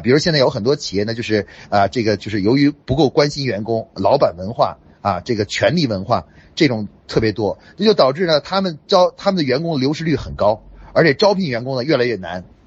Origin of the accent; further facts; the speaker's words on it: China; 我们中国人说